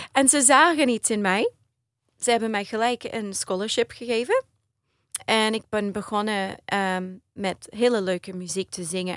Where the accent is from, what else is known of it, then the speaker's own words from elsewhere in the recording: Australia; Dutch is a second language; also born or lived in Maastricht, Netherlands; ik ben geboren in Australië, maar mijn ouders die zijn allebei Nederlands.